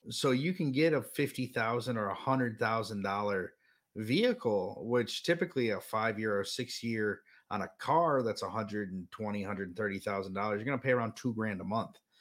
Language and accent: English; United States; growing up in the United States